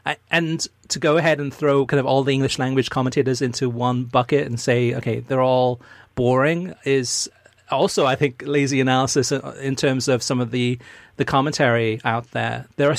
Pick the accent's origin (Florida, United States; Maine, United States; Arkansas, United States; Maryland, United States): Arkansas, United States; how are states like my home state of Arkansas supposed to compete with this U.S. soccer system?